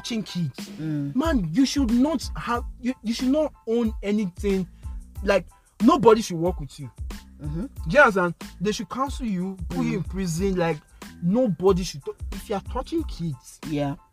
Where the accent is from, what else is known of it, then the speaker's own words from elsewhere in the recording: Edo, Nigeria; we're from Edo State